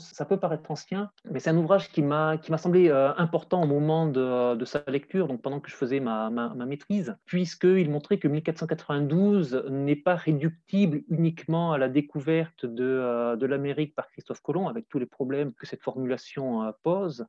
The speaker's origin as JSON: {"language": "French", "country": "France", "said": "je suis français, j'ai euh, travaillé pour essentiel dans un, dans un cadre académique"}